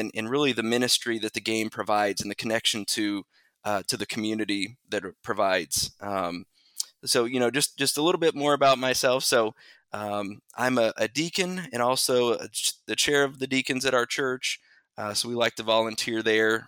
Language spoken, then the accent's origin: English; Bedford, Indiana, United States; also born or lived in Mitchell, Indiana; So I am from Southern Indiana. Born and raised in a little town called Bedford